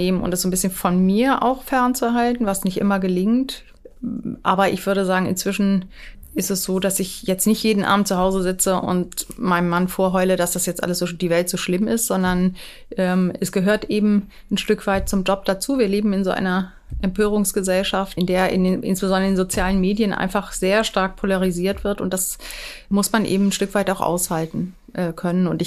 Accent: Schleswig-Holstein, Germany; als Schleswig-Holsteiner äh, Minister

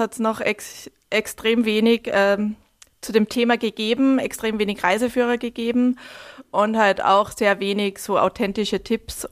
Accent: Altenmarkt im Pongau, Salzburg, Austria; moved away as an adult; also born or lived in Hamburg / London / New York / Stockholm; ich bin ähm, in, im Land Salzburg aufgewachsen, in Altmarkt im Pongau

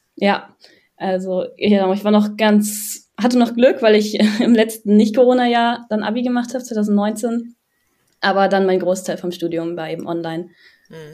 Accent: Düsseldorf, North Rhine-Westphalia, Germany; ich komme aus Düsseldorf und studiere auch in Düsseldorf

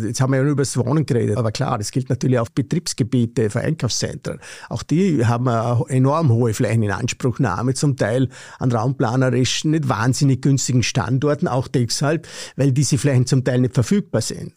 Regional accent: Vorarlberg, Austria; ich komme aus dem Vorarlbergerischen, hört man wahrscheinlich auch

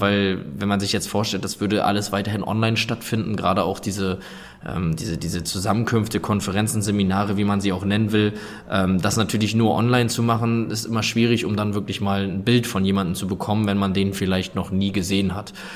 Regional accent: Sassnitz, Mecklenburg-Vorpommern, Germany; ich komme ursprünglich oder bin aufgewachsen auf der Insel Rügen in Sassnitz

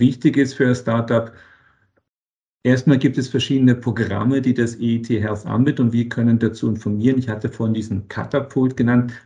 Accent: Berlin, Germany; moved away as an adult; also born or lived in Boston, United States; now in Vienna, Austria; ich komme aus Berlin, aus Deutschland, von Deutschland nach Amerika

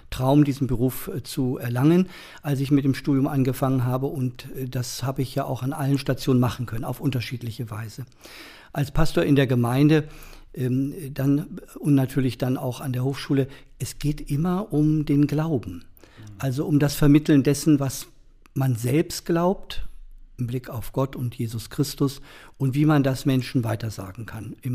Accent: Bergen, Lower Saxony, Germany; auch mit zusammenhängt wo ich geboren bin und aufgewachsen bin

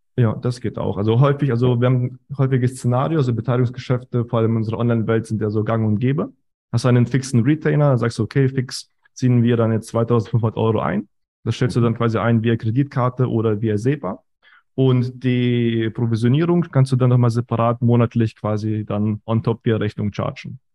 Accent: Germany; also born or lived in Kazakhstan; geboren in Kasachstan, kam dann mit sieben nach Deutschland, klassischer Werdegang, Schule, Uni

